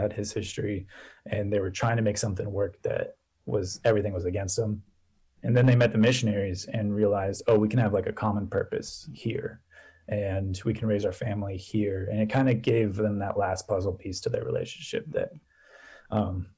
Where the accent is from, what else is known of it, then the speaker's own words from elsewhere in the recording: Pittsburgh, Pennsylvania, United States; I grew up in Pittsburgh, Pennsylvania